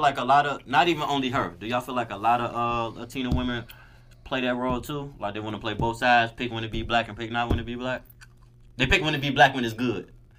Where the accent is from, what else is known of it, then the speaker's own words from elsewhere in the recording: Nigeria; I'm Nigerian.